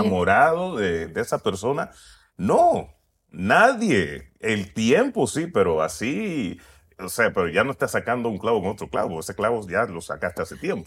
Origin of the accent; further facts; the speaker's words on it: Puerto Rico; nací en Puerto Rico